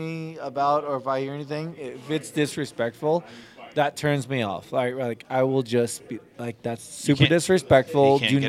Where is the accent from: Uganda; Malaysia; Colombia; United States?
United States; My place is I was still born in America.